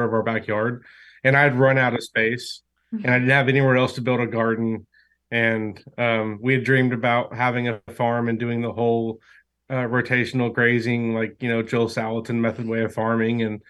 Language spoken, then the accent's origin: English; Oklahoma, United States; We're from Oklahoma